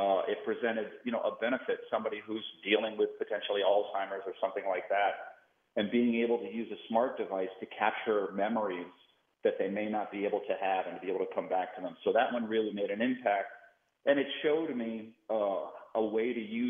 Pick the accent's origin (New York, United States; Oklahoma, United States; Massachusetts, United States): Massachusetts, United States; Boston; I grew up in Boston.